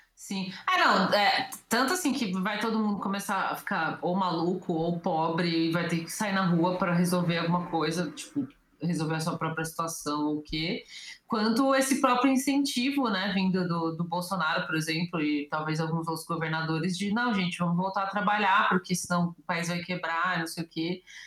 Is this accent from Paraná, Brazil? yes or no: no; São Paulo, Brazil; como eu sou de São Paulo